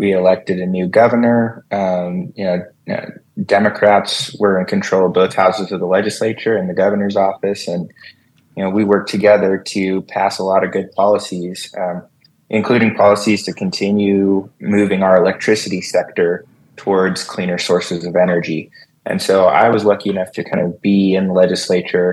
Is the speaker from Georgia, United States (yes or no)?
no; Las Vegas, Nevada, United States; I was born and raised here in Las Vegas, so I grew up here.